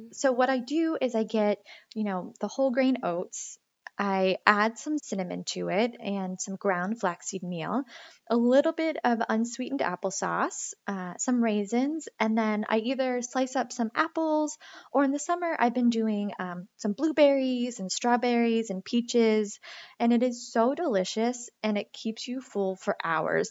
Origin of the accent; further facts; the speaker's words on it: Greenville, Pennsylvania, United States; moved away as an adult; also born or lived in San Francisco / Boston; now in Ashland, Massachusetts, United States; I'm from Greenville, Pennsylvania